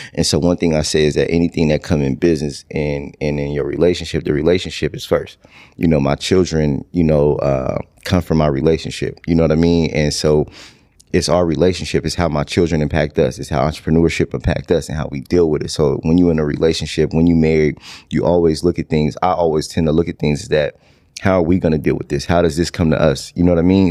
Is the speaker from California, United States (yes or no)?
yes; Stockton, California, United States; moved away as an adult; now in Houston, United States; born and raised in Stockton, California.